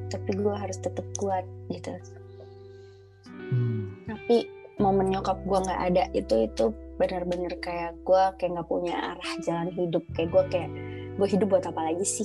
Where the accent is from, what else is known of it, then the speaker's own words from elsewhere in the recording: Padangsidimpuan, North Sumatra, Indonesia; born there; Padang Sidimpuan.